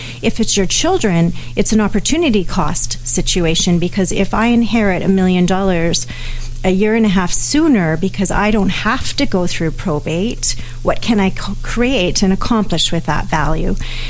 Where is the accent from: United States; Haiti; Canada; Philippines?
Canada; Even though I'm a Canadian, America has different legal systems than we do, as everyone knows.